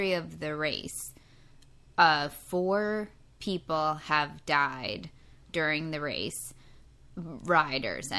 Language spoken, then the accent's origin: English; United States; we're American